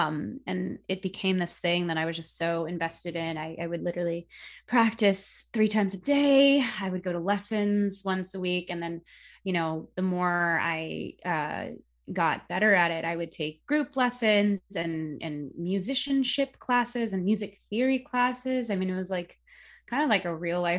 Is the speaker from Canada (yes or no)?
no; Philippines; being both Filipino and being a, you know, trained vocalist